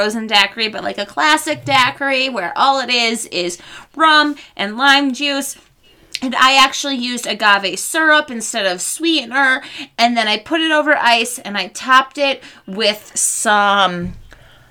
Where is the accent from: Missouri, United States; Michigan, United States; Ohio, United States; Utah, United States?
Michigan, United States; moved away as an adult; also born or lived in Chicago; now in Colorado, United States; I grew up in Michigan